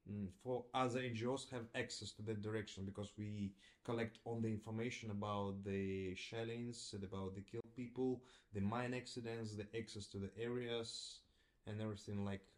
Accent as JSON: {"language": "English", "region": "Donetsk Oblast", "country": "Ukraine", "also_born_or_lived": "Mariupol", "second_language": "English", "moved": "as an adult", "lives_now": "Dnipro, Ukraine", "said": "So I am by origin from Donetsk region. I moved to Mariupol to study in 2002. Like 20 years I spent in Mariupol. And now I can say like it was my native town."}